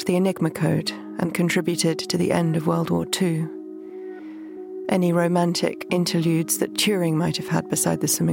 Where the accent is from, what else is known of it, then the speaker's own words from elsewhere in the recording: London, United Kingdom; where I grew up in South London